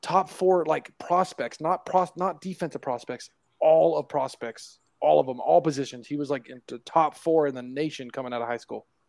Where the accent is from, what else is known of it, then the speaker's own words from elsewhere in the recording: California, United States; now in Utah, United States; I'm I'm from California. Okay, I live in Utah.